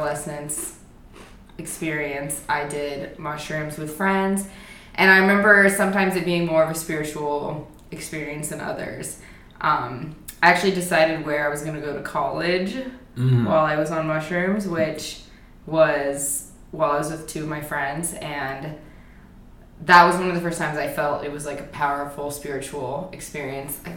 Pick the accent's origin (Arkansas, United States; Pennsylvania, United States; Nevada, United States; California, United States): Nevada, United States; near Lake Tahoe; I grew up in like near Tahoe.